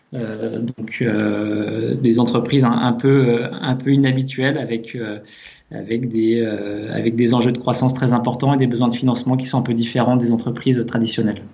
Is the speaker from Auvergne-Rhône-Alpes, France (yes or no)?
yes; near Annemasse, Haute-Savoie, Auvergne-Rhône-Alpes, France; on est originaire de à côté d'Annemasse en fait, en, Haute-Savoie.